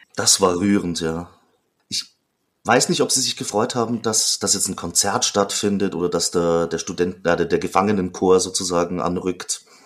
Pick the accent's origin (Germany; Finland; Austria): Austria; Ich komme zwar aus der, aus der Gegend, also auf der österreichischen Seite